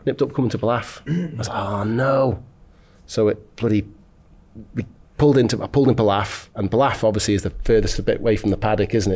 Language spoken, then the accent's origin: English; Isle of Man; I come from the Isle of Man